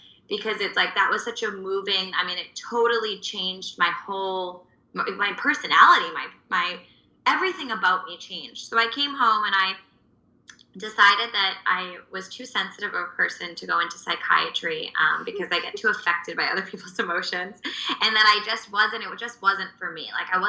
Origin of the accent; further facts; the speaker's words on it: Plymouth, Massachusetts, United States; I'm from Plymouth-ish, Massachusetts. So South Shore, Massachusetts, like a small farm, kind of like a little farm. We had goats and chickens and acres of corn, grew up right next to a cranb